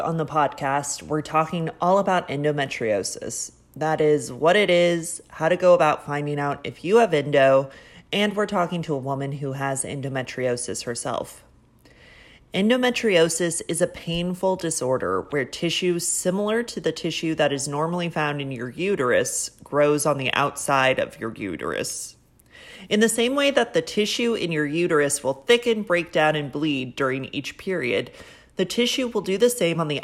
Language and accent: English; San Diego, California, United States; now in New York, United States; I grew up in Southern California in San Diego.